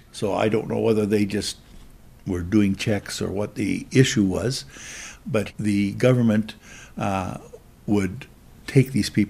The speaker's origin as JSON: {"language": "English", "town": "Sault Ste. Marie", "region": "Ontario", "country": "Canada", "tie": "born or raised there", "said": "I was born here in Sault Ste. Marie. Lived here most of my life pretty well and worked here."}